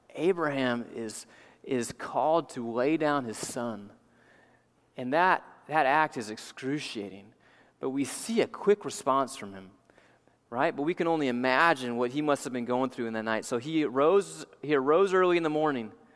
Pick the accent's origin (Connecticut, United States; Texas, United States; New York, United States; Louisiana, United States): Louisiana, United States; New Orleans; as a young kid growing up in New Orleans